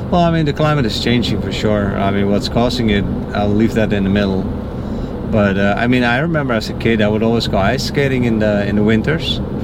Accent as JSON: {"language": "English", "country": "Netherlands", "moved": "yes", "said": "I'm from the Netherlands."}